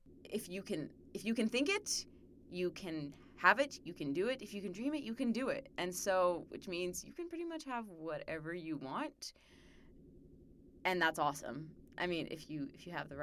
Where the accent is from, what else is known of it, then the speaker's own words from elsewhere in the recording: Arizona, United States; I'm from Arizona